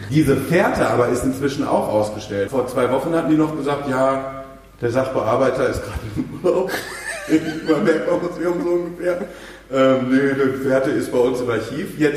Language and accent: German; Bochum, North Rhine-Westphalia, Germany; Zugezogen geboren und aufgewachsen.